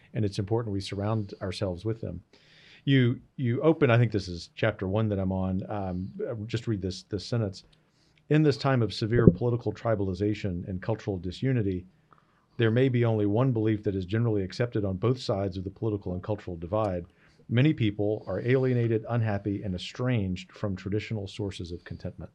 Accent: Gulf Coast, Louisiana, United States; moved away; an outdoor outfitter in my hometown in the Gulf Coast

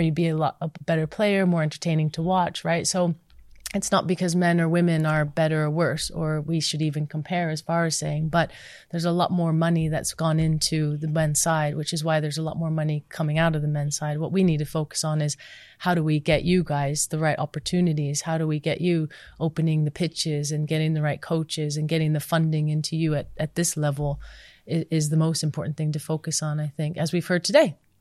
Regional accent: United States; moved away; growing up in the States

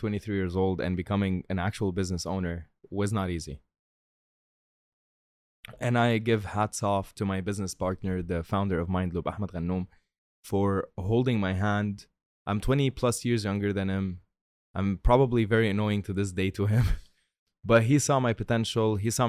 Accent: Tripoli, North Governorate, Lebanon; I'm from Tripoli. Google it. All right. It's not a nice place in Lebanon. I mean, it's very nice, but we broke.

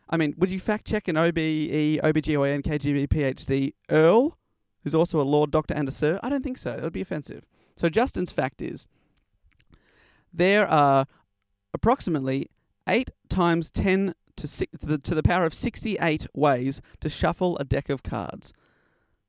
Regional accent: Australia; as an Australian

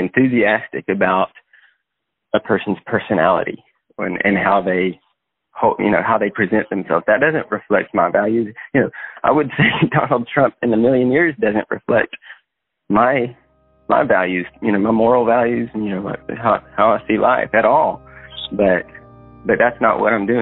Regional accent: Texas, United States; I'm from Texas. I was born there, lived there my whole life

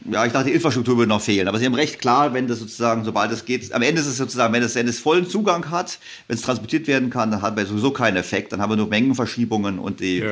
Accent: Germany; wir Deutsche

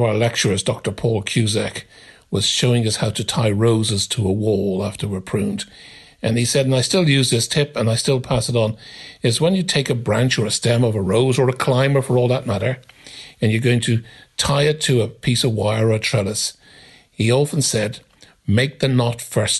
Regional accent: Dublin, Leinster, Ireland; moved away; I grew up in Ireland, in Dublin

